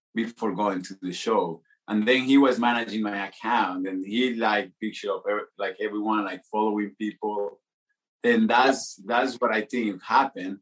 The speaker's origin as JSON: {"language": "English", "town": "Medellín", "region": "Antioquia", "country": "Colombia", "second_language": "English", "moved": "as an adult", "lives_now": "Los Angeles, United States", "said": "I'm from Colombia, from Medellin"}